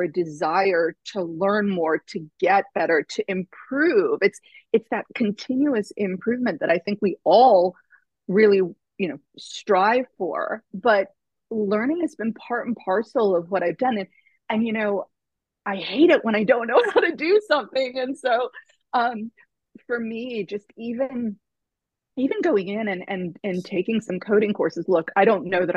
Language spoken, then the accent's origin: English; Tornado Alley, United States; I grew up in Tornado Alley